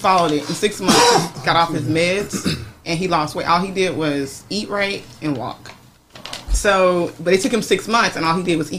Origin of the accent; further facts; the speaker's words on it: Dallas, Texas, United States; now in California, United States; I'm from Texas.